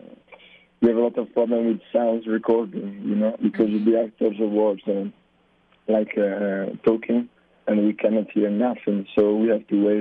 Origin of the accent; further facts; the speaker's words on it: Brescia, Lombardy, Italy; English is a second language; We are all from Italy, in Brescia, that is a city near Milan.